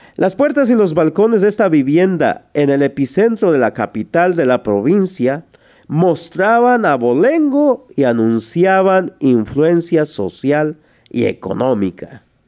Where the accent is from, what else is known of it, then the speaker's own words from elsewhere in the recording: Tlaltizapán, Morelos, Mexico; yo nací en un pueblo que se llama Tlaltizapán, en el estado de Morelos, esto es en México. De allí soy originario.